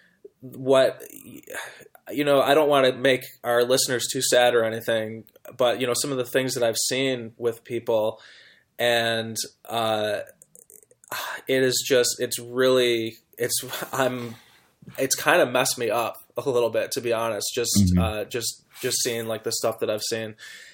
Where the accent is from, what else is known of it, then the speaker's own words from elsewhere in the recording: United States; as an American